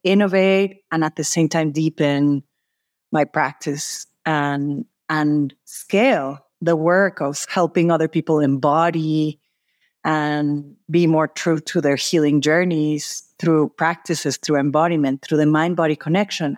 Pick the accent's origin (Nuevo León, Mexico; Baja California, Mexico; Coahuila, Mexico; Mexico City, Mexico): Mexico City, Mexico; moved away as an adult; also born or lived in San Francisco, California; I'm originally from Mexico City.